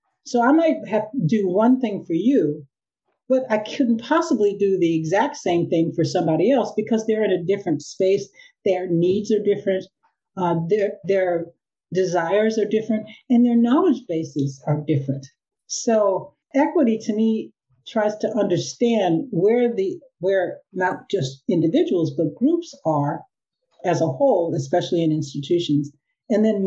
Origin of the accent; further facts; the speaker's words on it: Chicago, Illinois, United States; now in California, United States; I'm a Californian now, but was born and raised in Chicago. So I'm a Midwesterner at heart